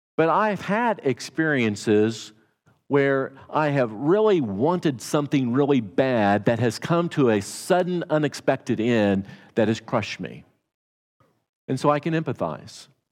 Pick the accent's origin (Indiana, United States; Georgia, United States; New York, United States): Indiana, United States; accent: Hoosier twang; moved away; I'm not a Texan. I'm from Indiana. Not many people claim to be from Indiana. And I have a Hoosier twang